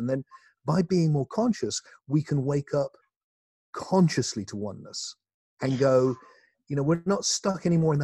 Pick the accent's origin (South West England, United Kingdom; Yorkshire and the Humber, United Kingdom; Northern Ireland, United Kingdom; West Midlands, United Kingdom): South West England, United Kingdom; in my hometown, not far from where I live now, in the southwest of England